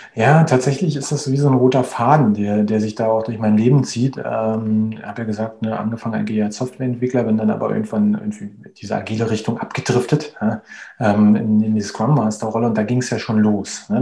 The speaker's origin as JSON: {"language": "German", "region": "Berlin", "country": "Germany", "tie": "born or raised there", "moved": "as an adult", "lives_now": "Spain", "said": "ich bin 38 Jahre alt, ich äh, bin gebürtiger Berliner, lebe mittlerweile aber in, in Spanien"}